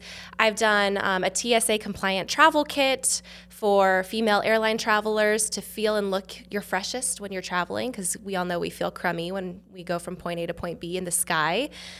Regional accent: California, United States; From California. Okay. Yeah. I was in a similar role at UC Irvine.

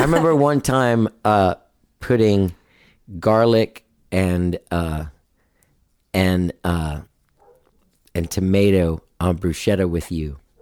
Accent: Miami, Florida, United States; I was born in Miami. My family had already moved here from there.

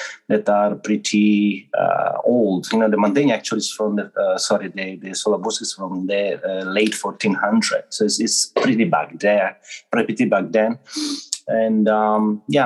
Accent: Ferrara, Emilia-Romagna, Italy; now in Tokyo, Japan; I'm from Italy, actually from Ferrara, which is a town close to between Bologna and Venice.

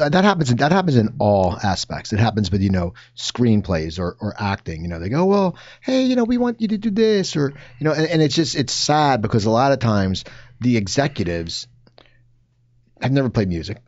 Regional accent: New Jersey, United States; growing up in New Jersey

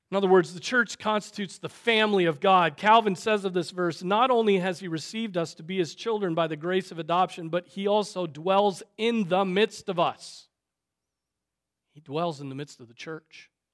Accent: United States; we as American Christians

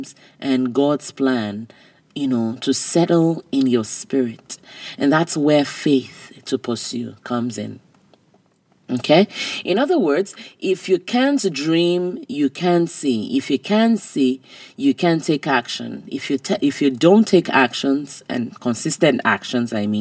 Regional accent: Nigeria; I was growing up in Nigeria

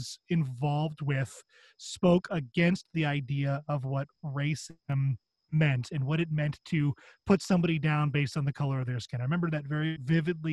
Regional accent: northern Chicago suburbs, Illinois, United States; So I grew up in the Chicago suburbs, the northern Chicago suburbs.

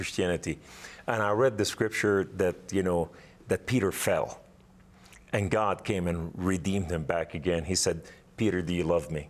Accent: Beirut, Beirut Governorate, Lebanon; now in United States; I'm from Southern Beirut

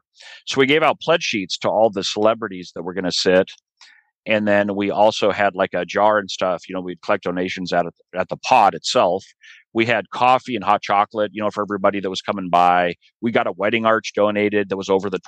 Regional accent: Boise, Idaho, United States; moved away as an adult; also born or lived in Philadelphia, Pennsylvania; I grew up in Boise, Idaho

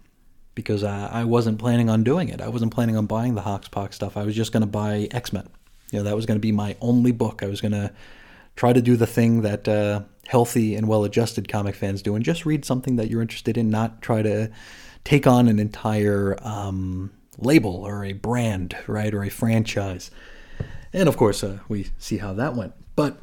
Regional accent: Utah, United States; July 24th in my home state of Utah is known as Pioneer Day.

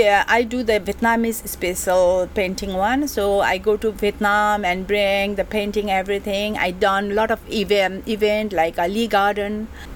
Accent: Kathmandu, Bagmati, Nepal; English is a second language; moved away as an adult; now in Hong Kong; And I come from, I grown up in Kathmandu, from Kathmandu.

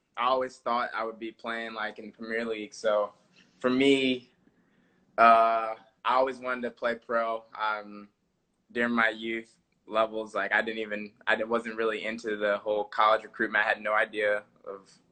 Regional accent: Chesapeake, Virginia, United States; born or raised there; moved away as an adult; also born or lived in Richmond, Virginia; now in Madison, United States

